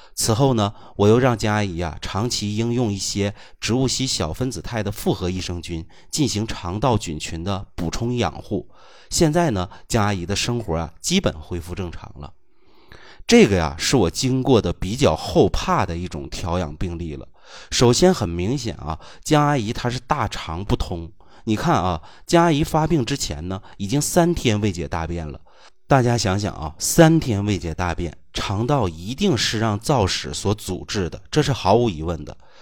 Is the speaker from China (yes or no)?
yes; China